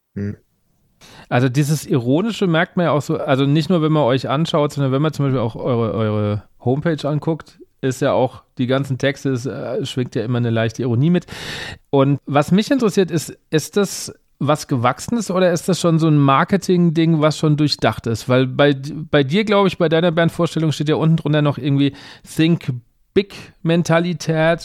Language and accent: German; Aschaffenburg, Bavaria, Germany; moved away as an adult; now in Mainz, Germany; ich komme aus Bayern ursprünglich. Also ich komme Rand, Rand Bayern, ich komme aus der Ecke Aschaffenburg und ähm, lebe jetzt seit ein paar Jahren und arbeite in Mainz